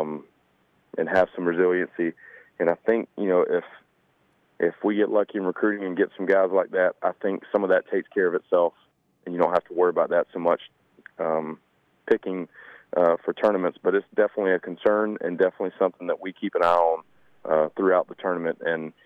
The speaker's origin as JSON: {"language": "English", "town": "Claxton", "region": "Georgia", "country": "United States", "tie": "born or raised there", "said": "I was 15, 16. I was still from Claxton, but I never played any courses outside the local area. You know, the Metter, Claxton"}